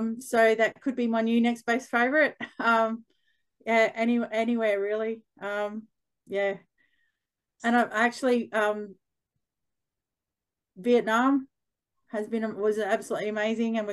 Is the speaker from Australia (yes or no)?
yes; Queensland, Australia; moved away as an adult; also born or lived in Western Australia; now in Perth, Australia; growing up in Queensland